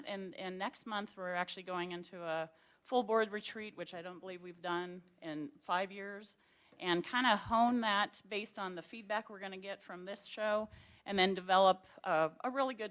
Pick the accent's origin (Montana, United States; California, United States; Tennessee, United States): Montana, United States; Rocky Boy; moved away; I'm from Rocky Boy